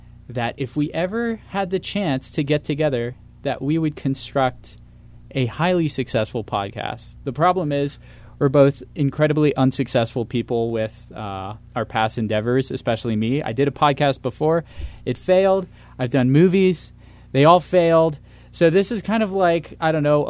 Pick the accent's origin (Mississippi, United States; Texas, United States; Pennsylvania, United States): Pennsylvania, United States; We're from different parts of the U.S. I'm from Pennsylvania.